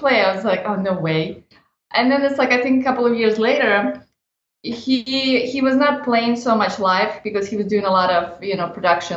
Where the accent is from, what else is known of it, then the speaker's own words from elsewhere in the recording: Odesa, Odesa Oblast, Ukraine; now in Los Angeles, United States; I'm originally from Odessa, Ukraine. And now I live and work in Los Angeles.